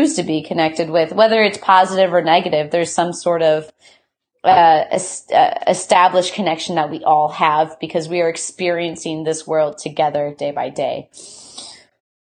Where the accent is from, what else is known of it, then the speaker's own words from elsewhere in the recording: Midwest, United States; also born or lived in Athens, Ohio; now in Seattle, United States; Growing up in the Midwest